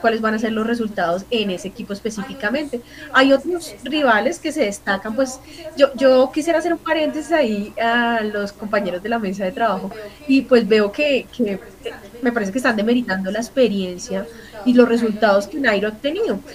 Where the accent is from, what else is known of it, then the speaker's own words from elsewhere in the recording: Colombia; como colombiana